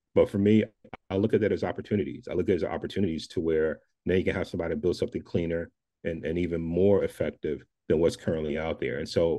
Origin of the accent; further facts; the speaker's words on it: the South, United States; I'm from the South, and we have this thing called Southern hospitality